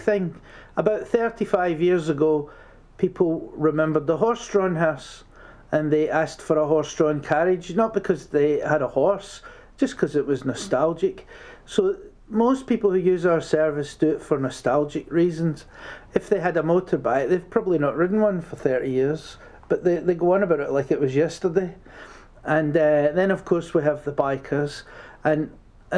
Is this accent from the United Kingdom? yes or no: yes; Scotland, United Kingdom; also born or lived in London; now in Midlands, United Kingdom; I'm from Scotland and I lived in London for 13 years